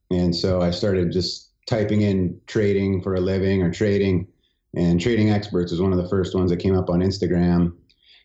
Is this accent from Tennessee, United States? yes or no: no; San Diego, California, United States; we grew up in San Diego is where I grew up